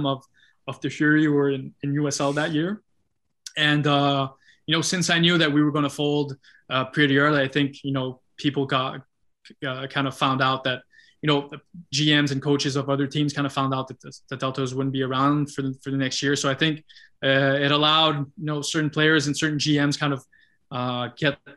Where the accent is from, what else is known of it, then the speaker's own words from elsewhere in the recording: Gatineau, Quebec, Canada; my hometown in Gatineau